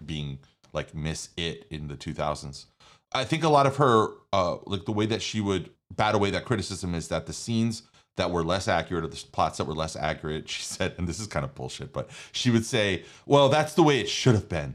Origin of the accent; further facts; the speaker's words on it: New York, United States; I'm from New York